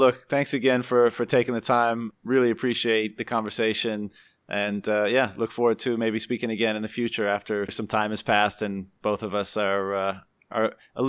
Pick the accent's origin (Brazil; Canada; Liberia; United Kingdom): Canada; being Canadian myself